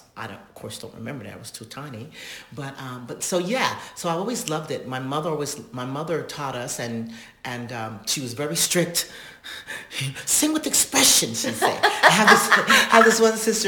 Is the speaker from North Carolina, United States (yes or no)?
yes; North Carolina, United States; we were raised around in North Carolina, around Indians